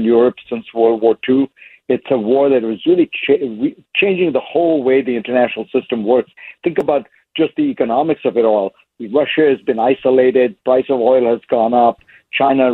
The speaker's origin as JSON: {"language": "English", "country": "India", "tie": "born or raised there", "moved": "yes", "said": "I grew up in India"}